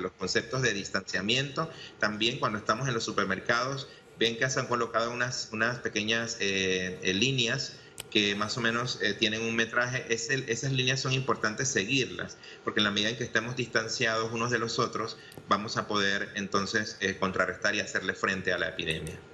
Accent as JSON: {"language": "Spanish", "country": "Panama", "said": "como panameños"}